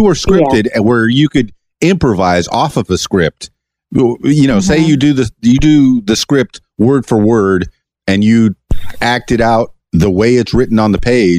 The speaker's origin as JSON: {"language": "English", "town": "Miami", "region": "Florida", "country": "United States", "tie": "born or raised there", "moved": "yes", "lives_now": "Conway, United States", "said": "I was born in Miami."}